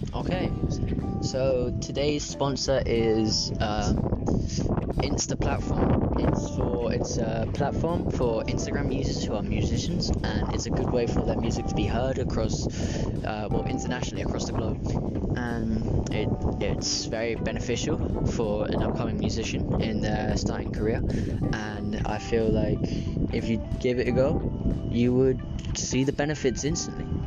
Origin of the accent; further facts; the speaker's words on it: Somerton, South West England, United Kingdom; also born or lived in Tunbridge Wells / Polperro / Islas Baleares; now in Balearic Islands, Spain; we moved there when I was three, and then when I turned I think four, uh, we moved to Somerton, and we moved into a, bu- a little bungalow underneath my um my grandparents' house